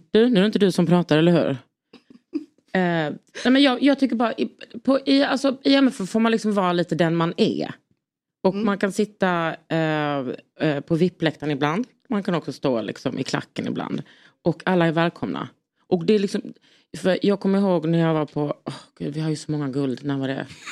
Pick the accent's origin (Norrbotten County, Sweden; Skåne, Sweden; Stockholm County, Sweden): Skåne, Sweden; Lund; jag är från Lund